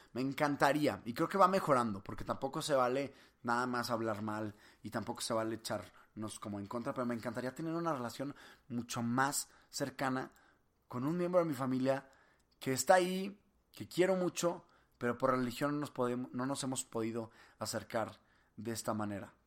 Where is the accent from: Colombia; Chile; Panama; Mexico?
Mexico; Monterrey, Nuevo León; yo soy de Monterrey, de aquí de Cemex